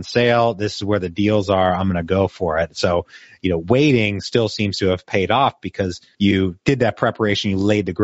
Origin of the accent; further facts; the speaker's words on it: the North, United States; moved away; I'm not originally from the South myself. I'm originally a Yankee